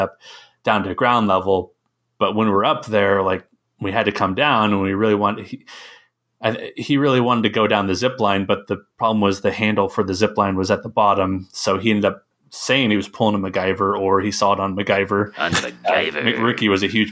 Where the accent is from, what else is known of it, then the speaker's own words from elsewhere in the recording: Tennessee, United States; I grew up in Tennessee